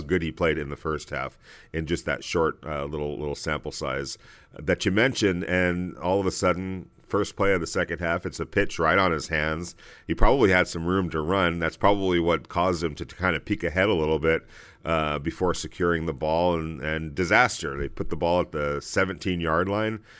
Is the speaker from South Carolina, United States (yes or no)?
no; Los Angeles, California, United States; us growing up in Los Angeles